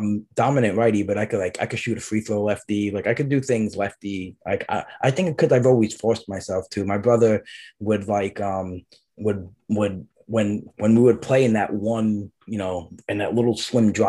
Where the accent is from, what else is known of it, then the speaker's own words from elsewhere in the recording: New York City, New York, United States; I grew up in Brooklyn. During the school year, we were in Brooklyn